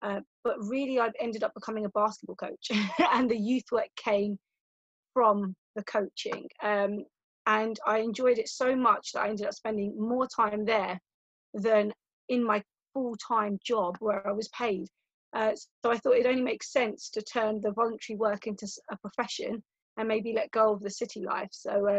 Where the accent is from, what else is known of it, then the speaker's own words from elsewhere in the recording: London, United Kingdom; that sort of tells you where I'm from. I'm from a Sikh family, so I'm Indian and from East London, so highly populated with Asians.